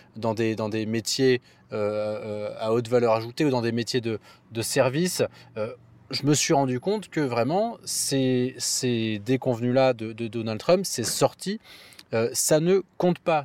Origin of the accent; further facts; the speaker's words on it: Nice, Provence-Alpes-Côte d'Azur, France; moved away; Nice, ma ville natale